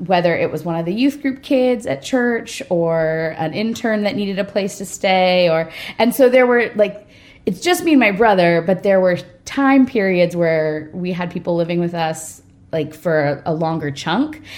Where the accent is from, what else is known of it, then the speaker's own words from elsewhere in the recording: Redondo Beach, California, United States; I'm from Redondo Beach, California, which is a little bit west of downtown LA. And uh, grew up in a pastor's house